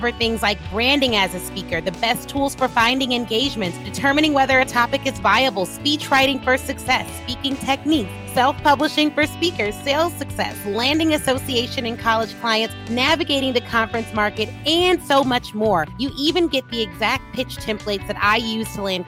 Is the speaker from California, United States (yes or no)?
no; Flossmoor, Illinois, United States; I'm from Flossmoor